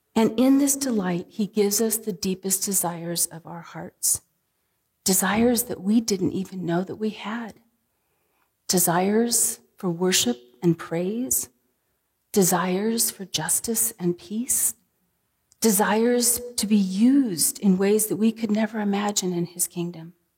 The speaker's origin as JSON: {"language": "English", "town": "San Diego", "region": "California", "country": "United States", "tie": "born or raised there", "moved": "yes", "said": "growing up in San Diego."}